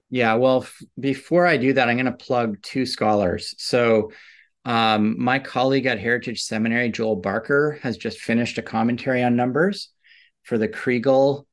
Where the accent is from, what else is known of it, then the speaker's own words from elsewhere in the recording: Canada; I grew up in suburbs in Canada